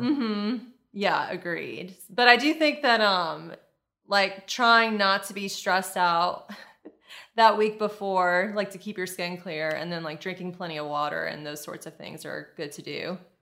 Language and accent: English; Lafayette, Louisiana, United States; moved away as an adult; now in Destin, United States; I grew up in Lafayette, Louisiana, and I moved here to Destin, Florida